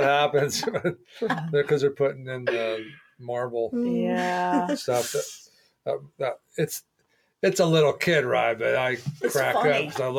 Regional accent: Southern California, United States; now in Oregon, United States; growing up in Southern California

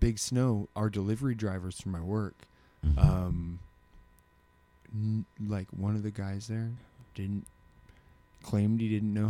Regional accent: Alaska, United States; we're all from Alaska.

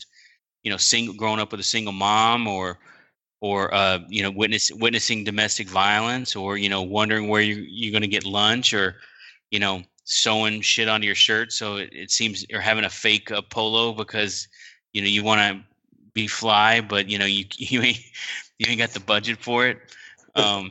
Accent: Texas, United States; I grew up in Texas

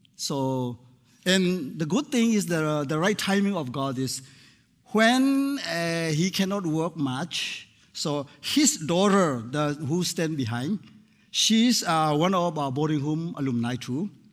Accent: Myanmar; I came from Myanmar, previously called uh, Burma.

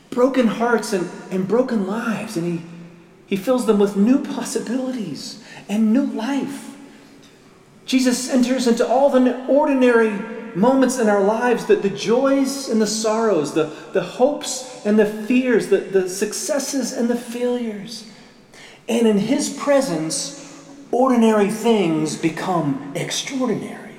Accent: Murrysville, Pennsylvania, United States; When I was a, a teenager growing up in Murrysville, Pennsylvania, just outside Pittsburgh

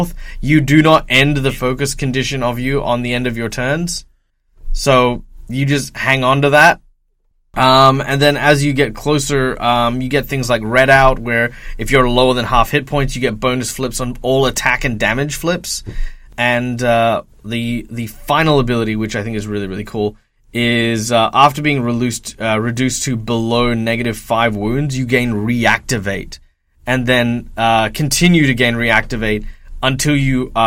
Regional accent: Australia; I'm Australian.

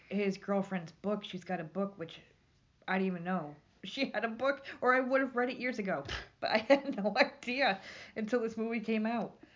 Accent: New York, United States; moved away; I'm from New York.

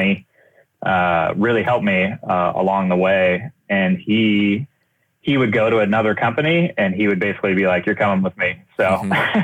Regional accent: Southern California, United States; I started in graphic design growing up in Southern California

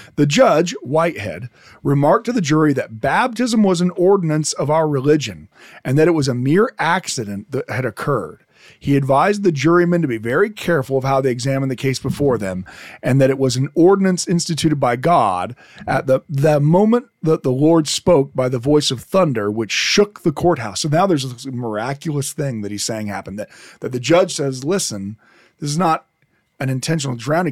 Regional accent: Detroit, Michigan, United States; I I'm from Detroit

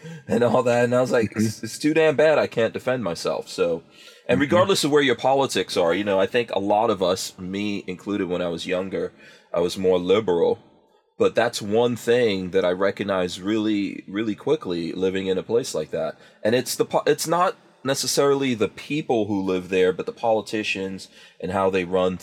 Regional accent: New York City, New York, United States; I actually grew up in Far Rockaway, New York, which is Queens, technically

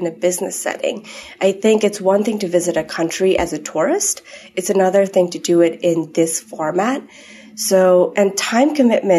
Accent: Nepal; moved away; I grew up in Nepal, so I always had a bit of this international background.

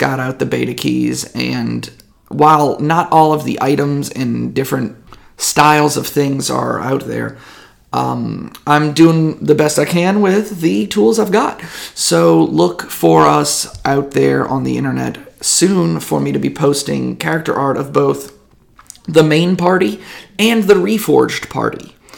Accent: Louisiana, United States; Listen, I'm from Louisiana.

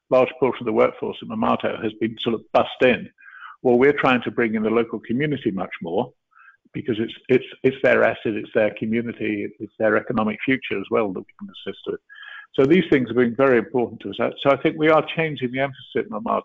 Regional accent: Canada; I am a Canadian as well.

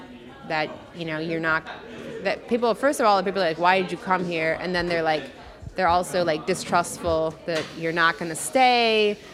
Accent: Chicago, Illinois, United States; Yes, I'm from Chicago. I lived in LA for 4 years. I've lived in New York on and off.

